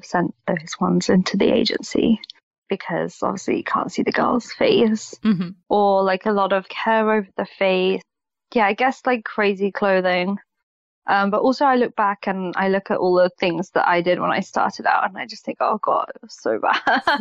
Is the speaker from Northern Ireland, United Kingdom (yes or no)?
no; London, United Kingdom; I was born in London, but then my parents moved to the outskirts of London, so I lived there for a while. Then as soon as I was 18 and could move out, I moved straight back to London